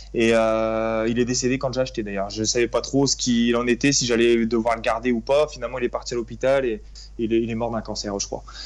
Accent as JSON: {"language": "French", "town": "Reims", "region": "Grand Est", "country": "France", "moved": "as an adult", "lives_now": "Paimpol, France", "said": "je suis originaire de la Champagne-Ardenne, donc euh, plus précisément de Reims"}